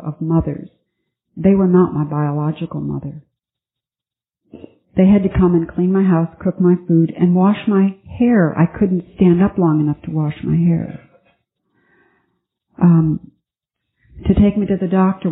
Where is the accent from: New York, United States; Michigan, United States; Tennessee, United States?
New York, United States; Buffalo; moved away; I flew to Buffalo, my hometown, and I visited my girlfriend from high school